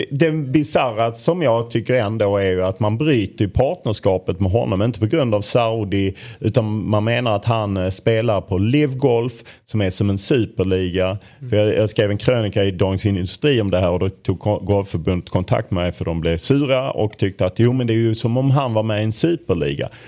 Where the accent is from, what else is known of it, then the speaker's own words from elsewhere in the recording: Lund, Skåne, Sweden; Jag är från Lund vill jag betona.